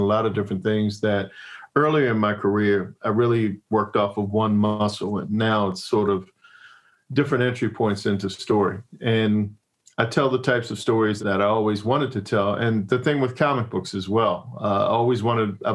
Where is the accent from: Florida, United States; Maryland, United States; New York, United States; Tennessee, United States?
Maryland, United States; Annapolis; moved away as an adult; also born or lived in Hollywood; I'm from Annapolis, Maryland, which is as far away from Hollywood as you could possibly be.